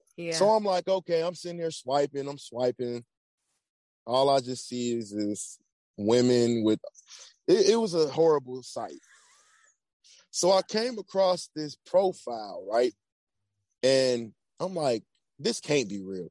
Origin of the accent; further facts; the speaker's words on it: Atlanta, Georgia, United States; moved away as an adult; also born or lived in Virginia; I'm originally from Atlanta